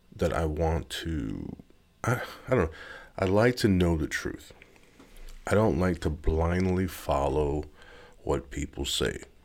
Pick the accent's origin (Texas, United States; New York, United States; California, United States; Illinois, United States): California, United States; Gardena; now in Missouri, United States; I was born in Gardena, California. I live in Missouri